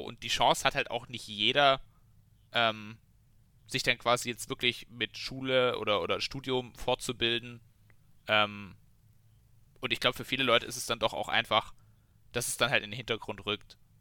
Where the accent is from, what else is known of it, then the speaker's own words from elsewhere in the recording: Bavaria, Germany; wir haben jetzt bei uns in, in Bayern zum Beispiel auch Elterngeld